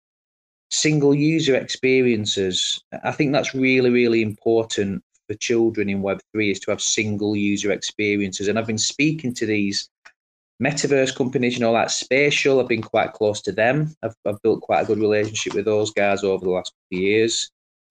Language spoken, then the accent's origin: English; Colne, North West England, United Kingdom; I'm actually from Lancashire. I'm from Colne in Lancashire.